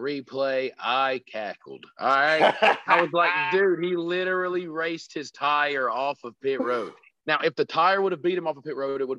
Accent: South Carolina, United States; It's the only track in my home state

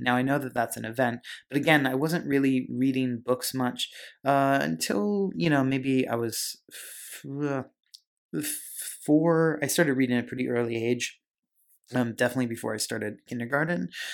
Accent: Pennsylvania, United States; I grew up in Pennsylvania

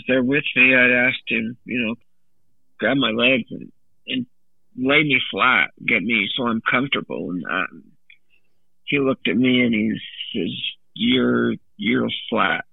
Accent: Orem, Utah, United States; also born or lived in Provo, Utah / Pleasant Grove, Utah; I was born in Provo, Utah. I was born in, or raised in Orem

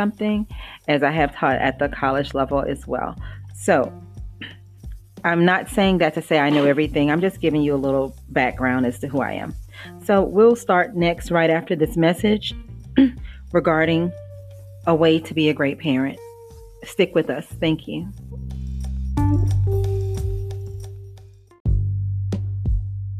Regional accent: Louisiana, United States; I grew up in Louisiana

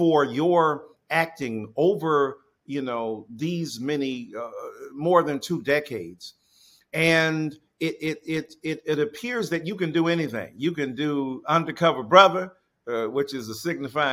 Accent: Detroit, Michigan, United States; You knew I grew up in the church in Detroit

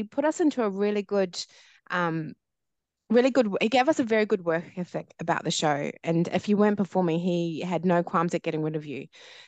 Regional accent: New Zealand; my background is Māori Niuean, so from New Zealand as well, born and bred in New Zealand.

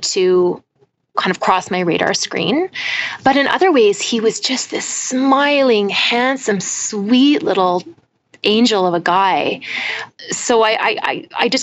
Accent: British Columbia, Canada; also born or lived in Toronto; now in Ottawa, Canada; I grew up on the West Coast

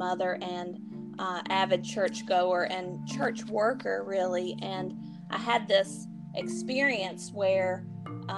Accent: High Point, North Carolina, United States; I am from High Point, North Carolina

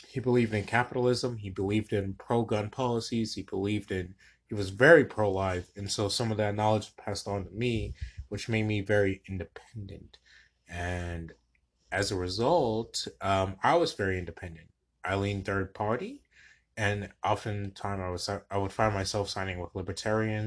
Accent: Wilmington, Delaware, United States; moved away as an adult; also born or lived in Baltimore, Maryland; now in Houston, United States; I am a native of Baltimore, Maryland, and I grew up in Wilmington, Delaware.

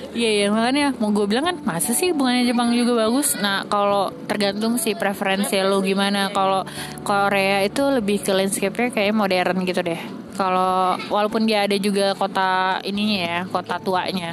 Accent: Jakarta, Indonesia; kita Jakarta

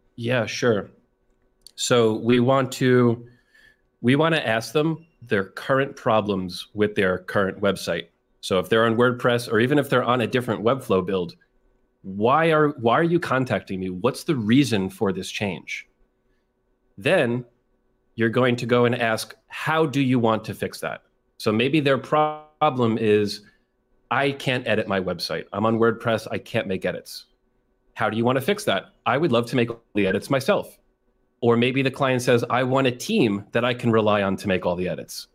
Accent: New York, United States; I'm from New York, very close to the city of New York

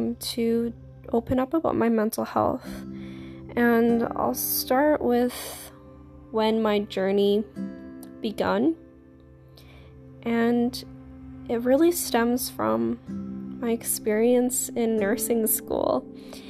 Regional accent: Canada; I am a Canadian, I'm 22 years old

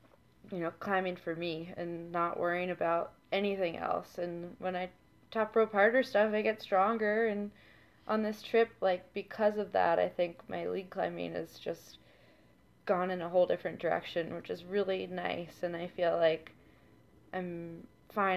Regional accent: Wayne, Pennsylvania, United States; moved away as an adult; also born or lived in Boston, Massachusetts; now in Lincoln, United States; Grew up outside of Philadelphia in a town called Wayne, Wayne, Pennsylvania

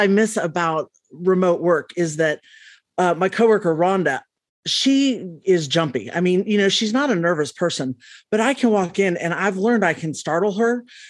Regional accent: California, United States; now in Lexington, United States; And I am originally from California, but been living in Lexington a long, long time.

